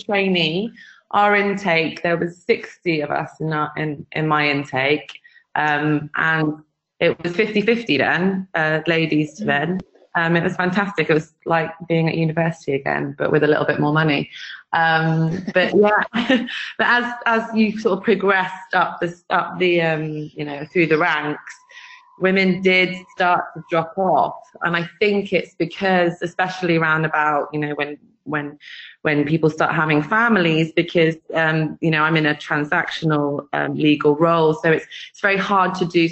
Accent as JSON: {"language": "English", "area": "West Country", "region": "South West England", "country": "United Kingdom", "also_born_or_lived": "London", "moved": "as an adult", "lives_now": "Dubai, United Arab Emirates", "said": "I'm originally from the West Country, so Somerset and Devon, but I escaped when I was 18"}